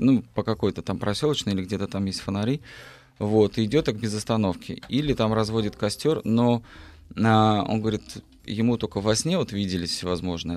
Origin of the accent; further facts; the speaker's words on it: Altai Krai, Russia; moved away; я родился на Алтае